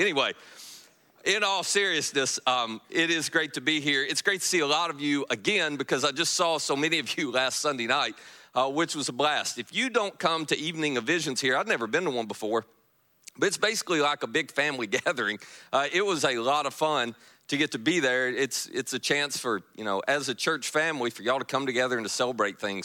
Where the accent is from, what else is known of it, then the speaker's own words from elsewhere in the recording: Kentucky, United States; now in Marianna, Florida, United States; I am from Kentucky